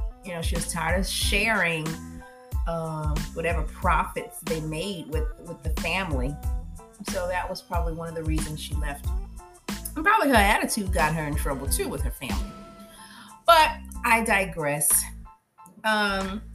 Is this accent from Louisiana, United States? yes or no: yes; 3rd largest city in Louisiana, United States; It's the 3rd largest city in Louisiana. And where my husband's from can't compete with, you know, what my hometown has to offer